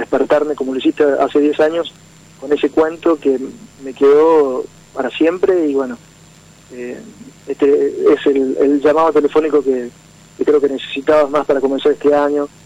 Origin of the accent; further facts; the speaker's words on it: Morteros, Córdoba, Argentina; De Morteros, provincia de Córdoba.